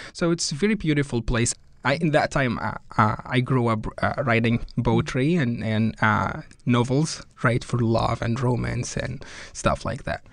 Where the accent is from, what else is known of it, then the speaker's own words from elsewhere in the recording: Cairo, Cairo Governorate, Egypt; first language Arabic; English is a second language; moved away as an adult; now in Connecticut, United States; I was born in Cairo